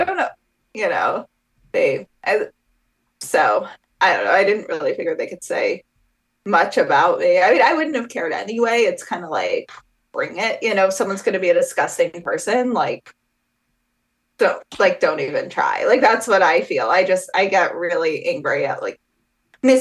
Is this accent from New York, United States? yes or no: yes; New York City, New York, United States; I grew up in New York City, so I grew up around some people whose families were aligned with it.